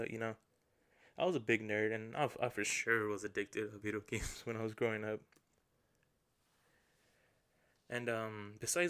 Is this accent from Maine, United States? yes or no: no; La Puente, California, United States; I was born and raised in La Puente, California